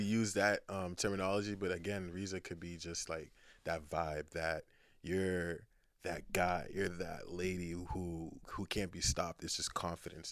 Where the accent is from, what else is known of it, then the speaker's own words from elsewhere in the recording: Nigeria; also born or lived in United Kingdom; now in Boston, United States; I was born in Boston, but then went back to Nigeria.